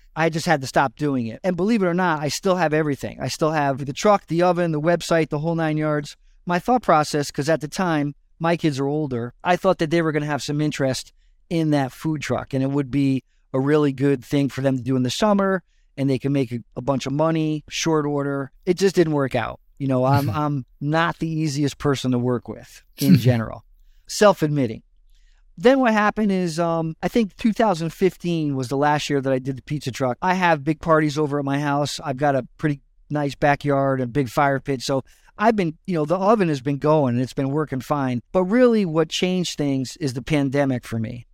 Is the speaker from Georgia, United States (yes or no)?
no; West Haven, Connecticut, United States; I grew up in West Haven, which is the town over from New Haven in Connecticut